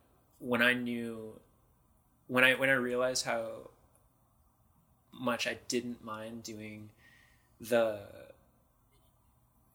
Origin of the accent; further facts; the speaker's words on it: Bay Area, California, United States; also born or lived in San Francisco / Marin; I grew up in the Bay Area